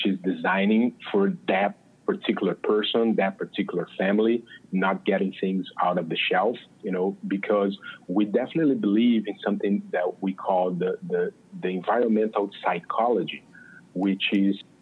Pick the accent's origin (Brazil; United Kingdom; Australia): Brazil; accent: Brazilian; English is a second language; moved away as an adult; now in Los Angeles, United States; I'm from Brazil. I moved to the United States just about a year and something ago.